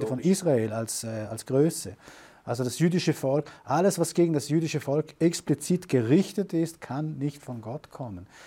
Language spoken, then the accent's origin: German; Germany; meine Frau ist ja deutsch, ich komme aus Deutschland, also ich komme aus Deutschland und ich habe da viele Kontakte